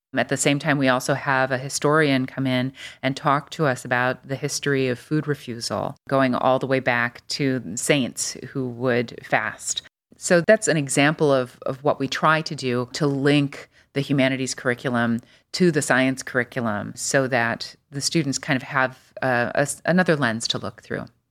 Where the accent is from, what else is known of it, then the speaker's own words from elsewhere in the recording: Des Plaines, Illinois, United States; now in Cleveland, United States; I grew up outside Chicago in a, kind of in a suburb called Des Plaines, Illinois